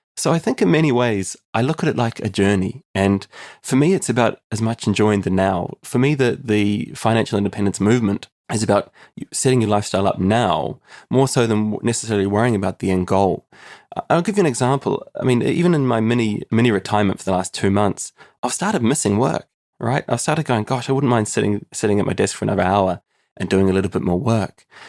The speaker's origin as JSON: {"language": "English", "country": "New Zealand", "moved": "as an adult", "lives_now": "Limerick, Ireland", "said": "I'm originally from New Zealand and I moved to Ireland in the heart of the recession in two thousand and eleven."}